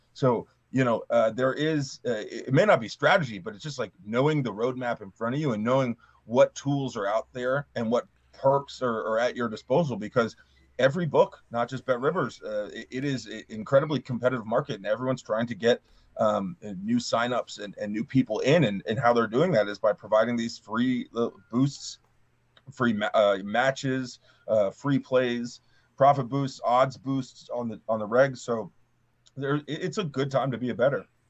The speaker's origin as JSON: {"language": "English", "region": "Mid-Atlantic", "country": "United States", "tie": "born or raised there", "said": "I grew up on the Mid Atlantic."}